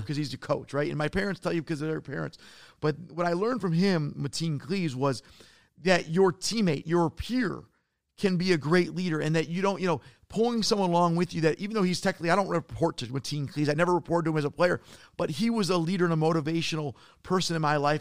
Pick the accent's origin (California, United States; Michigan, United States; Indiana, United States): Michigan, United States; Detroit; I'm from Detroit